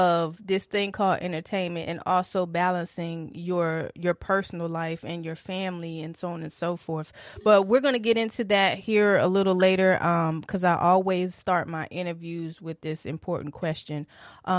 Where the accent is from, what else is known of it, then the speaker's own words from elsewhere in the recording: Detroit, Michigan, United States; I'm also from Detroit. I was born in Hutzel Hospital.